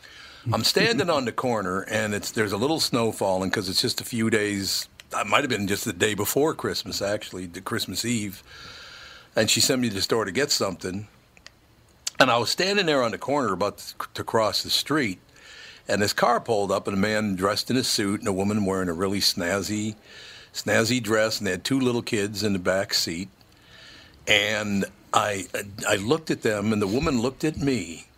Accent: Minneapolis, Minnesota, United States; As a little boy growing up in North Minneapolis, we moved to North Minneapolis when I was 5 years old.

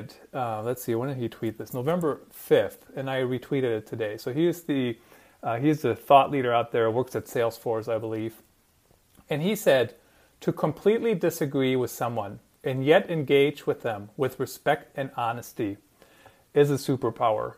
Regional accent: Germany; moved away; I grew up in Germany, and we're pretty to the point

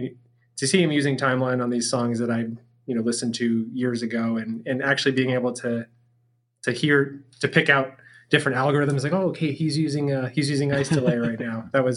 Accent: Massachusetts, United States; moved away; Both Pete and I grew up in Massachusetts

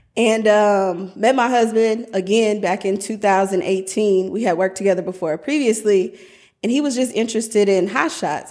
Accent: Omaha, Nebraska, United States; I am originally from Omaha, Nebraska

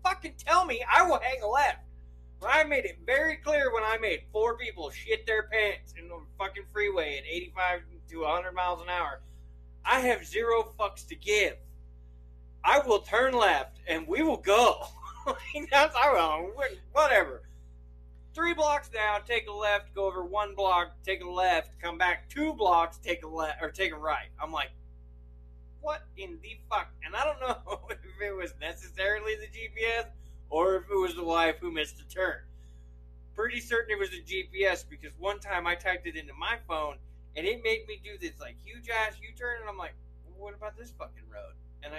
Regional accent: Idaho, United States; I'm from Idaho. All we do is pee right out the car door.

